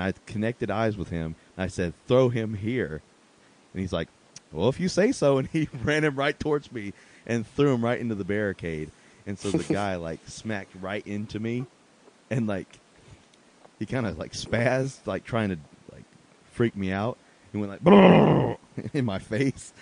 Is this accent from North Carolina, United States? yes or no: yes; Asheville, North Carolina, United States; Asheville, North Carolina, my hometown